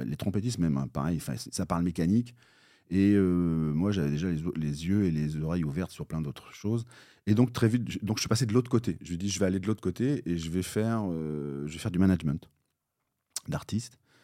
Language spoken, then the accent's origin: French; Bayeux, Normandy, France; moi je suis normand, donc je suis né à, côté de Bayeux, j'ai fait un collège, euh, puis le lycée